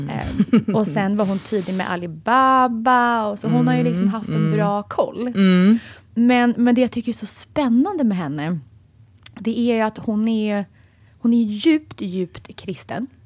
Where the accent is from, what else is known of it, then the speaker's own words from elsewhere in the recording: Sweden; för oss svenskar